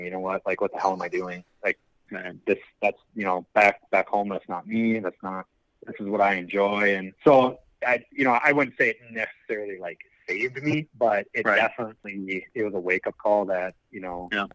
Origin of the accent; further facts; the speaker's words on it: Wisconsin, United States; I live, born and raised in Wisconsin